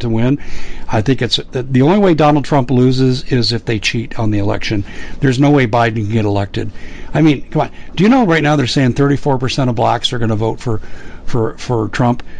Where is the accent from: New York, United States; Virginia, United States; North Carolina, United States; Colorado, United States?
Colorado, United States; Aurora; In Aurora, Colorado, my hometown